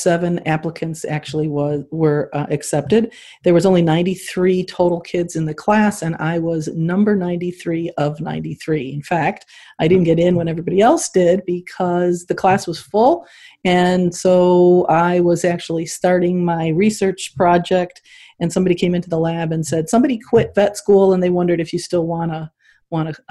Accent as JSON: {"language": "English", "town": "Morton Grove", "region": "Illinois", "country": "United States", "tie": "born or raised there", "also_born_or_lived": "upstate New York", "said": "I actually was born in upstate New York in a very rural area, but I pretty much did my growing up in Morton Grove, Illinois, which is a north suburb of Chicago"}